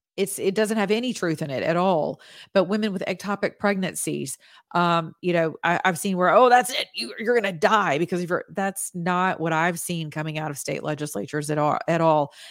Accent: United States; as an American citizen

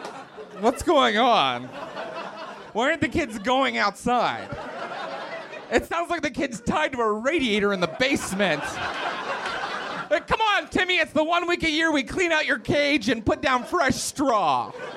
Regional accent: West Virginia, United States; So I grew up in West Virginia, and so you can't tell that I have an accent because I've risen above all of that.

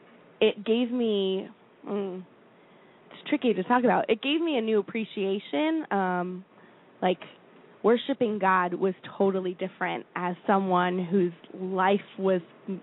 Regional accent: Florida, United States; now in Philadelphia, United States; I love Florida. I grew up in Florida. I got great treatment in Florida.

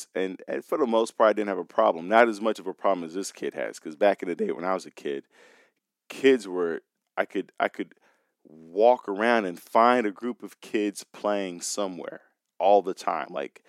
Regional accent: Chicago, Illinois, United States; I was that kid growing up in Chicago on the north side

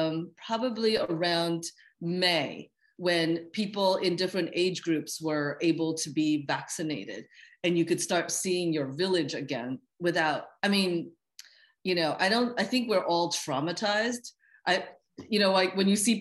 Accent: New York City, New York, United States; also born or lived in London; as a New Yorker

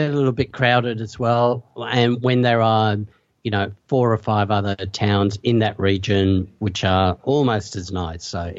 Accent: Perth, Western Australia, Australia; That's my hometown. That's where I grew up.

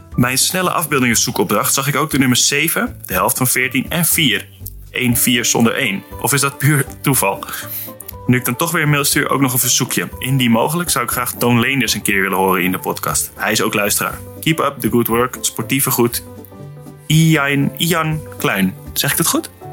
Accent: Netherlands; moved away; also born or lived in Nordhorn, Germany; als Nederlander in Duitsland

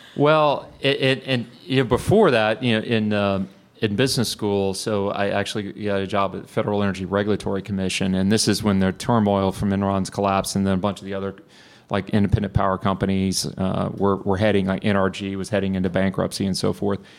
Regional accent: Bryan, Texas, United States; also born or lived in Houston, Texas; I grew up in Bryan

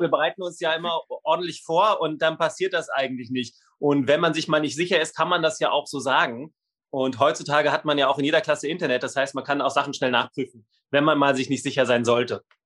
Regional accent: Berlin, Germany; ich komme aus dem Südwest-Berlin, da gab es dann Gymnasien

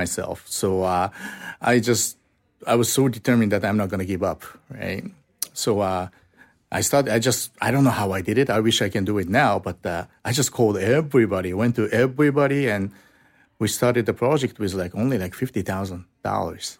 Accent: Osaka, Japan; English is a second language; So we went south to my hometown

